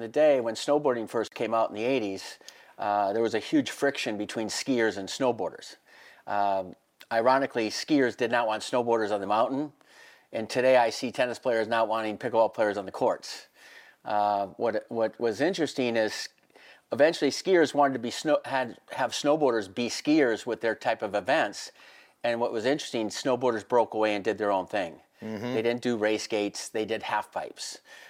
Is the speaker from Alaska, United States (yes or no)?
no; Minnesota, United States; moved away as an adult; now in Vail, United States; I grew up in Minnesota and played hockey